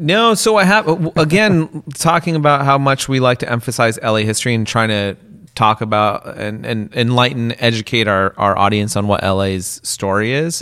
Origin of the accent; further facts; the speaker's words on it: West Coast, United States; I grew up on the West Coast